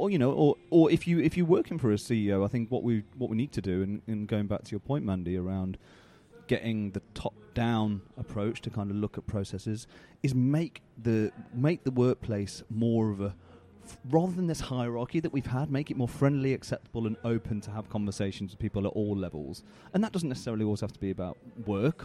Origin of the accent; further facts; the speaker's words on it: United Kingdom; as, as British folk